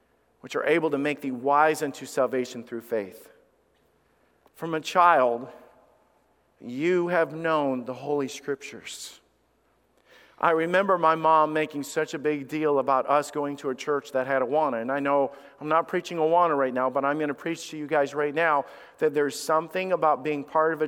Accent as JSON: {"language": "English", "region": "Alabama", "country": "United States", "tie": "born or raised there", "also_born_or_lived": "a northern US state", "said": "I was raised in Alabama, and God brought us down there because of the fact is that my dad was needing work"}